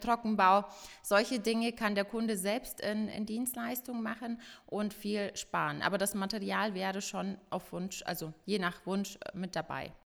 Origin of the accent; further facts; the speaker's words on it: Ingolstadt, Bavaria, Germany; ich bin eine gebürtige Ingolstädterin